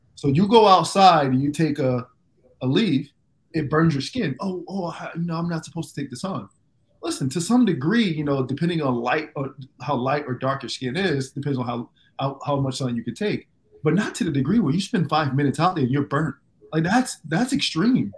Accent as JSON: {"language": "English", "town": "Fort Myers", "region": "Florida", "country": "United States", "tie": "born or raised there", "also_born_or_lived": "Jamaica (background)", "lives_now": "Miami, United States", "said": "I grew up in Fort Myers, two hours away."}